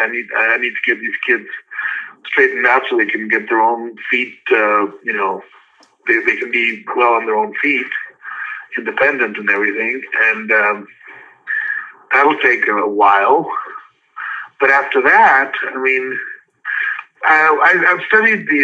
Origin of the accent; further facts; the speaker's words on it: Los Angeles, California, United States; also born or lived in the Carolinas; when I was growing up in Hollywood